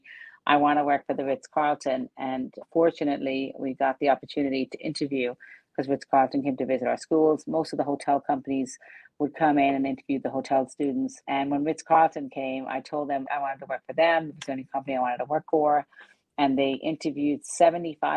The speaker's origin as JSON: {"language": "English", "region": "west coast of Ireland", "country": "Ireland", "tie": "born or raised there", "moved": "yes", "lives_now": "Laguna Beach, United States", "said": "I grew up on a farm in the west coast of Ireland"}